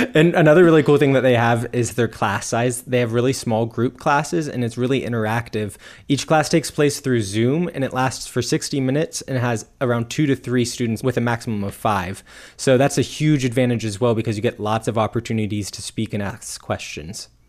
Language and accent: English; United States; being an American